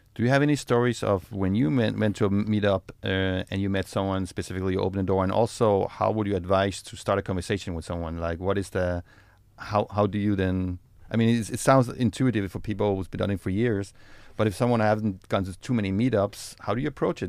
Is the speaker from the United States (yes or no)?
no; Denmark; moved away as an adult; now in Israel; I'm from Denmark